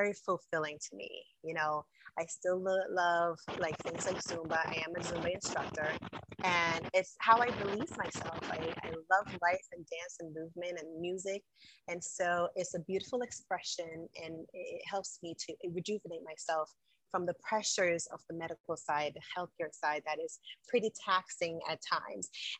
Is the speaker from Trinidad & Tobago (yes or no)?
no; Jamaica; moved away; also born or lived in New York, United States; I am a Jamaican by birth. I was born and raised in the island of Jamaica. So I grew up as a young girl there. I migrated to the United States, to New York